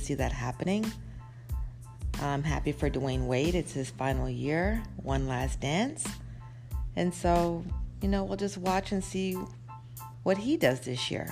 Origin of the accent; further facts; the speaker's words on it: Toronto, Ontario, Canada; I'm actually from Toronto